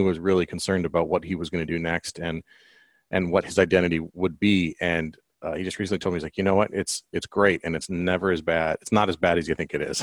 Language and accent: English; Colorado, United States; moved away; I'm from Colorado originally